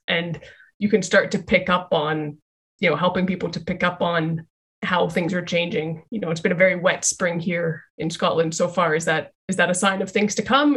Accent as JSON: {"language": "English", "town": "Calgary", "region": "Alberta", "country": "Canada", "tie": "born or raised there", "said": "I'm from Calgary in Canada, uh, which is very close to the Rocky Mountains"}